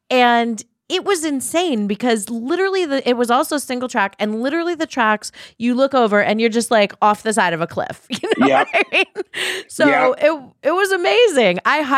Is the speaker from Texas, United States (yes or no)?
no; New York City, New York, United States; Now, I grew up in New York City